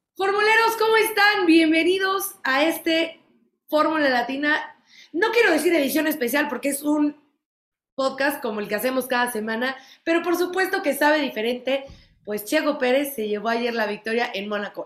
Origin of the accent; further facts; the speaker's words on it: Mexico; como mexicana me llena de orgullo